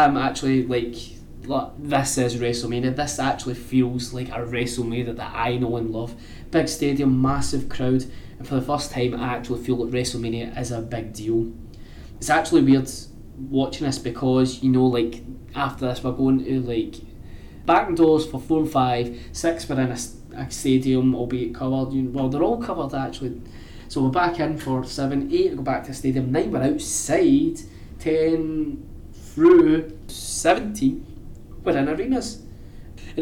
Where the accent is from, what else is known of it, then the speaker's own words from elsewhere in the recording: Scotland, United Kingdom; I'm from Scotland